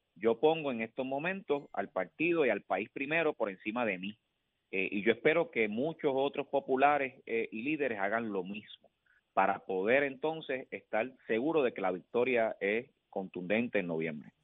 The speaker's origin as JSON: {"language": "Spanish", "town": "Villalba", "country": "Puerto Rico", "said": "mi pueblo"}